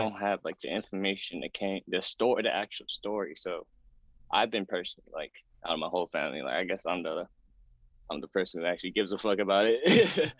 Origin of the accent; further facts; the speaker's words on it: Oakland, California, United States; now in New York City, United States; growing up in Oakland, it's a it's a pretty decent, I would say, pretty decent Vietnamese community